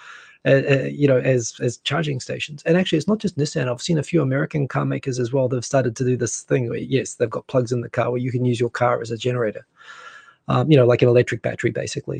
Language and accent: English; Auckland, New Zealand; also born or lived in rural New Zealand; I'm from Auckland.